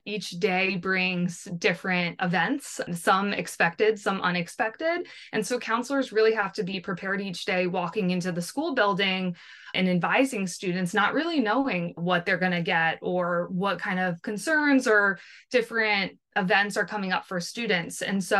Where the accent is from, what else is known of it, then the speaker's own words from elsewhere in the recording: New Jersey, United States; I am from New Jersey